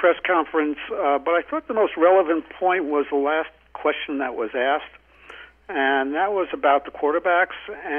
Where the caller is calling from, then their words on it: New Mexico, United States; Hey, it's … from New Mexico.